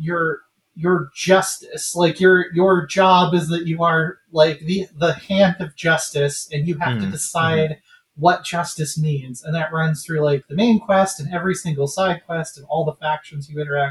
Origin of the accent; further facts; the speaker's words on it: Colorado, United States; that's my home state